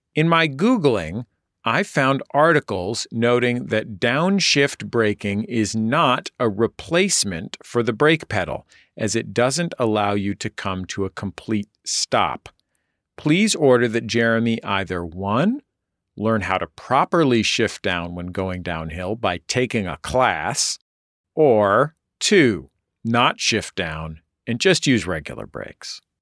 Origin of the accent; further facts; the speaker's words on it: San Francisco, California, United States; I'm from San Francisco.